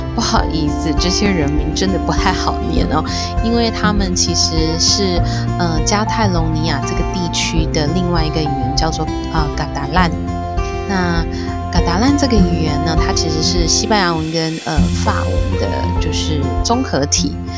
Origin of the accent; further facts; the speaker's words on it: Taiwan; 我们台湾这边，如果去庙里面，大家也是闻得到，呃，香的这样子的一种气息